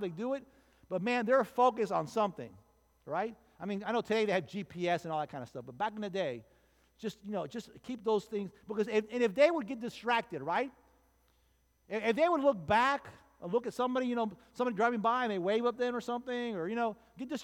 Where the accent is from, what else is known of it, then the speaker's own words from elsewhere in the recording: Miami, Florida, United States; I was born and raised in Miami